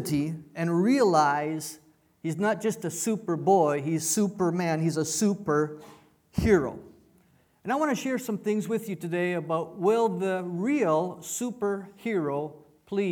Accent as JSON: {"language": "English", "country": "Canada", "tie": "born or raised there", "also_born_or_lived": "United States / Mexico", "moved": "yes", "said": "I was born in Canada. So I'm a Canadian by birth, I'm an American by choice"}